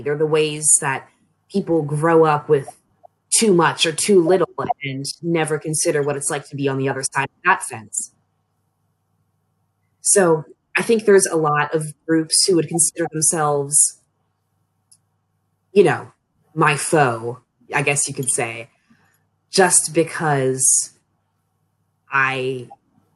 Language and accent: English; Annapolis, Maryland, United States; moved away as an adult; now in Frostburg, United States